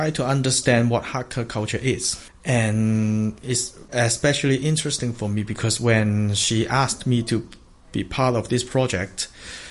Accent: Hong Kong; I'm from Hong Kong, and I am a community cultural development worker

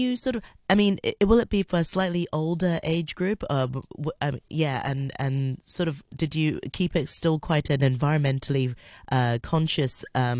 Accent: Hong Kong; I grew up in Hong Kong

